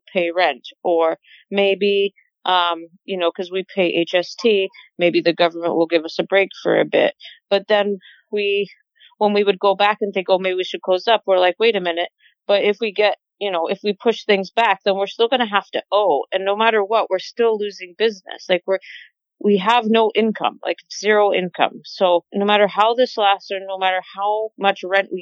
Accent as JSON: {"language": "English", "town": "Lindsay", "region": "Ontario", "country": "Canada", "tie": "born or raised there", "said": "I'm originally from Lindsay"}